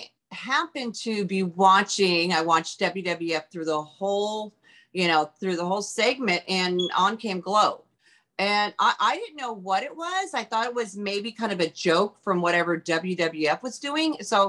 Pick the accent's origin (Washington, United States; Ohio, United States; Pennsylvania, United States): Washington, United States; Auburn; moved away; also born or lived in California; growing up in Auburn, Washington, I went to hair school.